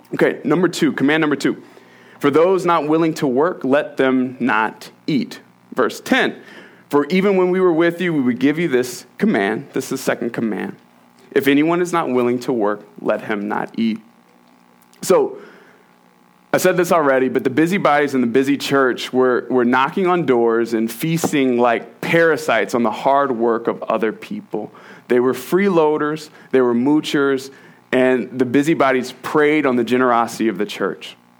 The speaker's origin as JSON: {"language": "English", "region": "Virginia", "country": "United States", "tie": "born or raised there", "moved": "yes", "said": "I'm from Virginia, we don't do snowstorms."}